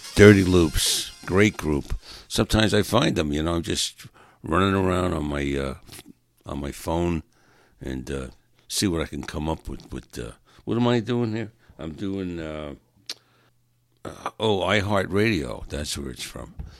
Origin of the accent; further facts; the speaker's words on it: New York, United States; moved away; I'm from New York and still a Giants fan, still a Jets fan